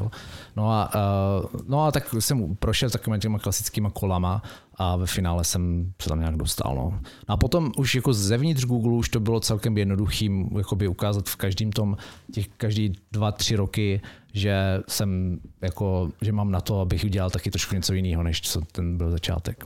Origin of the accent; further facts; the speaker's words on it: Brno, South Moravian Region, Czechia; moved away; also born or lived in Mountain View; já jsem z Brna